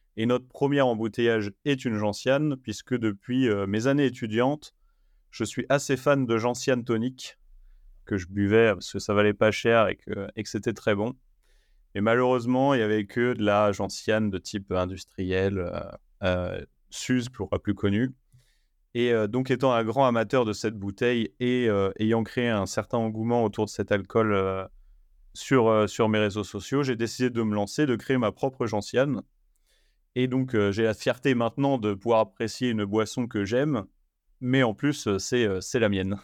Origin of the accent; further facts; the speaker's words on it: France; chez nous en Europe et surtout en France lors de mon retour du coup en France